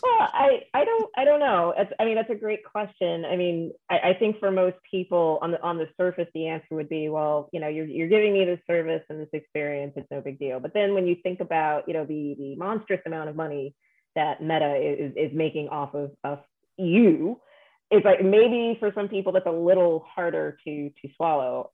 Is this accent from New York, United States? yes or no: yes; New York, United States; also born or lived in Chicago; I'm from New York and I live in New York now